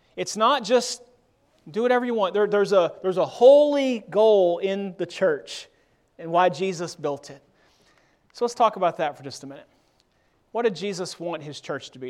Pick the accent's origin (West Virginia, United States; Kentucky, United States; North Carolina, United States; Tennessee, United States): Tennessee, United States; Murfreesboro; now in Memphis, United States; I grew up in Murfreesboro, Tennessee. I was born here in Memphis, but grew up in Murfreesboro